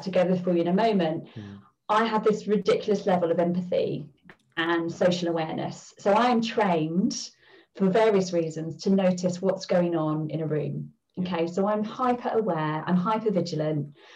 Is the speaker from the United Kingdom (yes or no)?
yes; London, United Kingdom; I grew up in the East End of London.